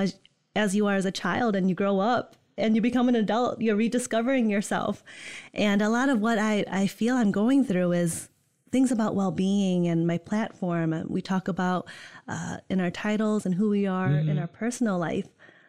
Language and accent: English; Netherlands; now in East Lansing, United States; born and raised in Holland. Right now I'm from the East Lansing area. I live there.